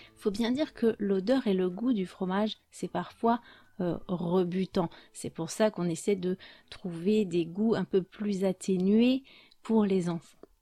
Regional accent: France; je suis française

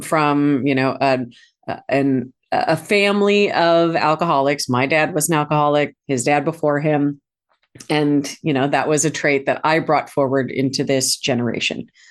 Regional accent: St. Louis, Missouri, United States; moved away; I'd moved back to my hometown of Saint Louis

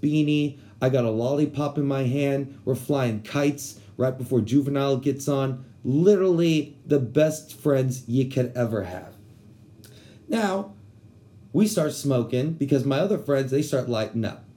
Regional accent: San Antonio, Texas, United States; I'm from San Antonio

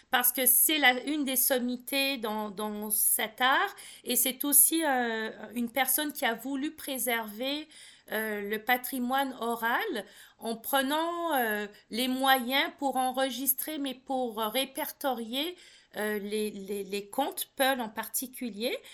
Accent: Cameroon; On sait que je suis camerounaise. Par contre, après, on me demande si j'y ai vécu et là, je peux pas répondre que j'ai vécu beaucoup de temps.

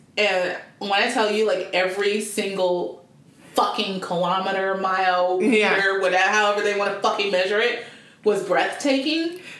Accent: East Cobb, Georgia, United States; also born or lived in Oscoda, Michigan; I grew up in East Cobb. No, like, where are you from? I was born in Michigan. Pretty much like near Canada, Oscoda, however you say it.

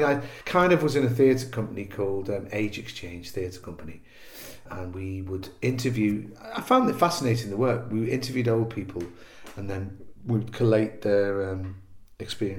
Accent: Liverpool, North West England, United Kingdom; moved away as an adult; I came down from Liverpool to go to college, and then I went back

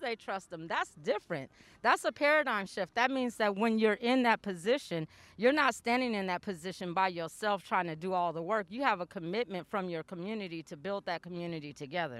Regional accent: Portland, Oregon, United States; I grew up in this part

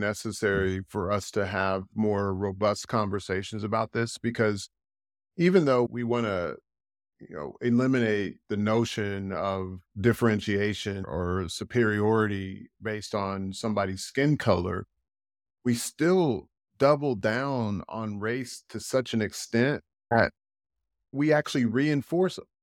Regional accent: United States; now in Europe; I'm American

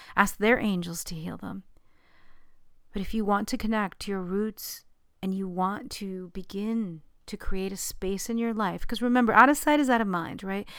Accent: New York City, New York, United States; I didn't grow up in Long Island, I grew up in Queens

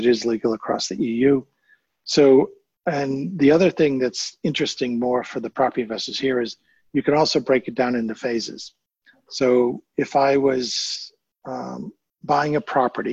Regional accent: United Kingdom; being British here

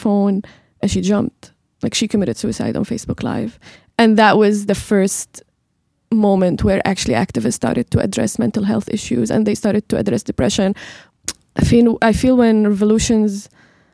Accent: Jableh, Latakia Governorate, Syria; I'm from Jeble

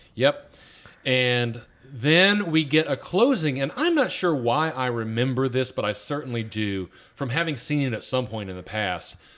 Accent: Atlanta, Georgia, United States; now in Virginia, United States; I grew up in Atlanta

